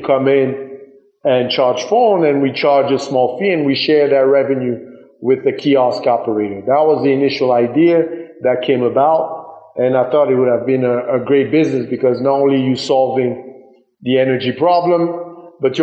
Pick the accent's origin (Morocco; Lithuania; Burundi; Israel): Burundi; also born or lived in United States; now in Rwanda; I grew up in Burundi, which is Central East Africa